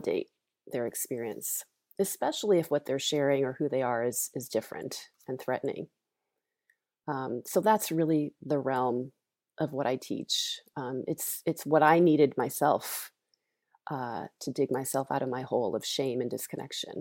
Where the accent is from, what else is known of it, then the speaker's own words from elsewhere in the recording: Longmeadow, Massachusetts, United States; I grew up in Longmeadow, Massachusetts